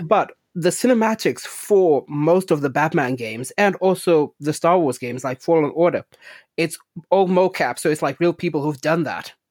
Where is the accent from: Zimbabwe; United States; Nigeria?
Zimbabwe; when I was growing up in Zimbabwe